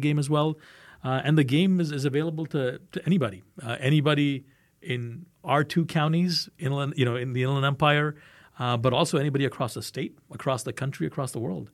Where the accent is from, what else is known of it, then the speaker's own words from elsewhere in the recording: India; I'm Indian